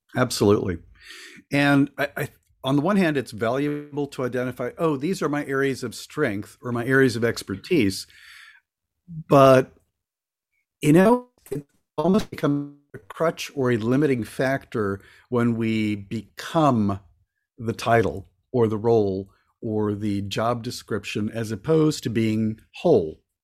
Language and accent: English; Florida, United States; also born or lived in Cuba; I was born in Cuba and came over when I was a little kid, and we lived in Florida for a good chunk of my childhood